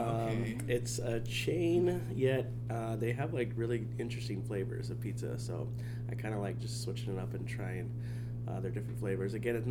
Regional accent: Lincoln, Nebraska, United States; now in Omaha, United States; I grew up in Lincoln

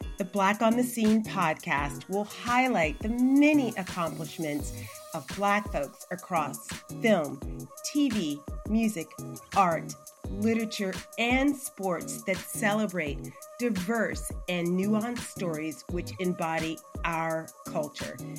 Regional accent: Montgomery, Alabama, United States; I'm from Montgomery.

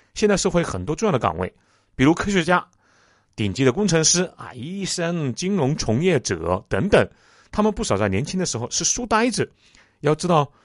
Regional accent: China; 我们中国人

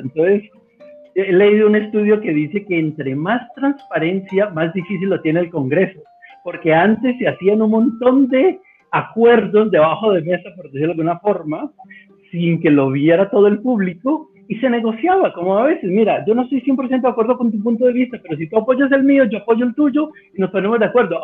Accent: Bogotá, Colombia; moved away as an adult; now in Cali, Colombia; aunque soy bogotano

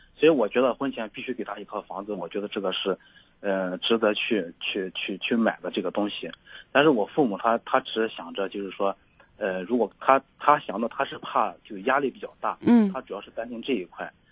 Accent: Yuncheng, Shanxi, China; moved away as an adult; now in Shanghai, China; 我家是山西那边的，然后话山西运城那边也比较近

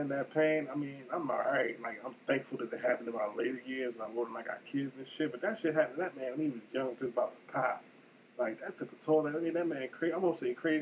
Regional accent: Baltimore, Maryland, United States; my neighborhood of West Baltimore, like, I'm from North Avenue.

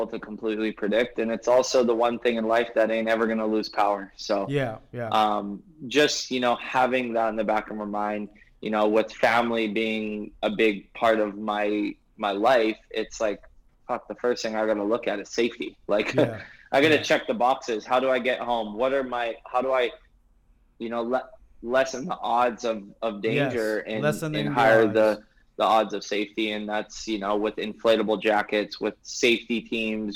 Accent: Maui, Hawaii, United States; also born or lived in North Shore, Oahu; growing up in Hawaii and just going back and forth. I'm from Maui, but I live on the North Shore now.

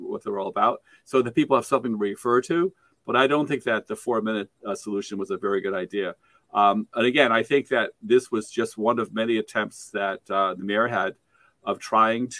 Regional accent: Saratoga Springs, New York, United States; I grew up in Saratoga Springs

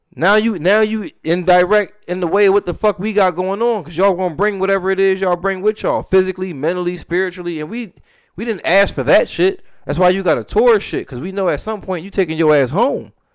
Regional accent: United States; as an American

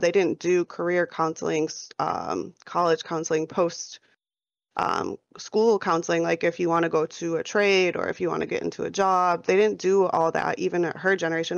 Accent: New York, United States; now in Phoenix, United States; born and raised in New York. I'm living out here in Phoenix, Arizona right now.

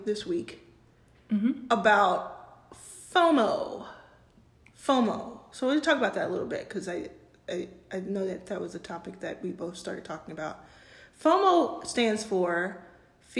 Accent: Texas, United States; moved away; I grew up in Texas

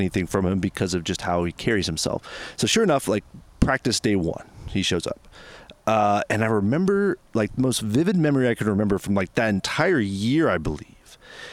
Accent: Houston, Texas, United States; moved away; I am from Houston

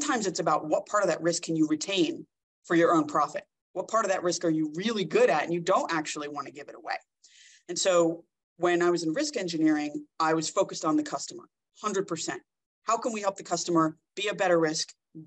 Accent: New Jersey, United States; moved away as an adult; now in Orange County, United States; born and raised in New Jersey

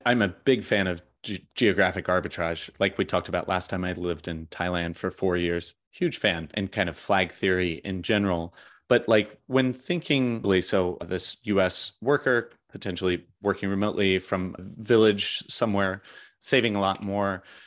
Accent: United States; as an American

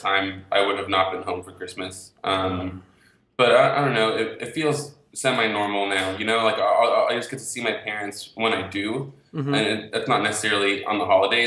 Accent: Pembroke Pines, Florida, United States; moved away; also born or lived in Gainesville, Florida; I grew up in South Florida, in a town called Pembroke Pines, which is between Fort Lauderdale and Miami

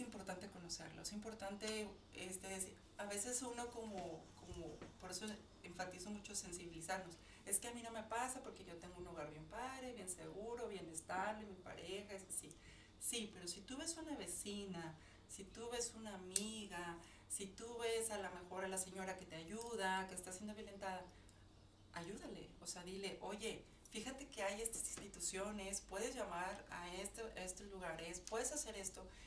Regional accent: Mexico; nosotros como, como mexicanos, como ciudadanas

